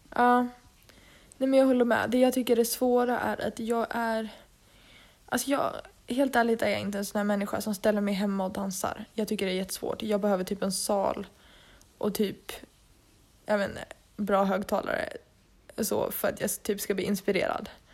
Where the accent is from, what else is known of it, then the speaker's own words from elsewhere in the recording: Dalarna County, Sweden; moved away as an adult; now in Stockholm, Sweden; satt vi ju hemma i Dalarna